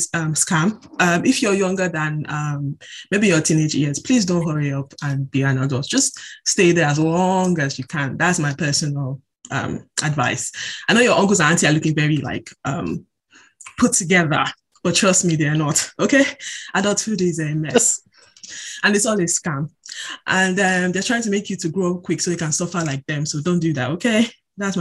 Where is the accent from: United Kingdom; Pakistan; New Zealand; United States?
United Kingdom; I am officially anyway. British. If you look at me, I'm British.